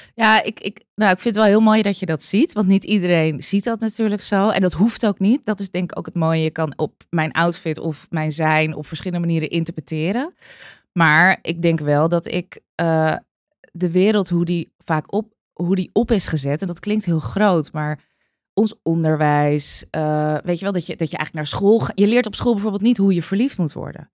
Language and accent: Dutch; Amstelveen, North Holland, Netherlands; Ik ben opgegroeid in Amstelveen